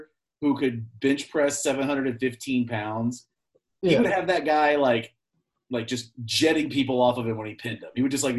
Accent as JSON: {"language": "English", "country": "United States", "said": "I'm American."}